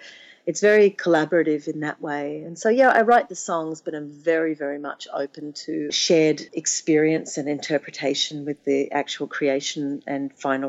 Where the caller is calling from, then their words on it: Florida, United States; Exactly. I'm calling from Florida.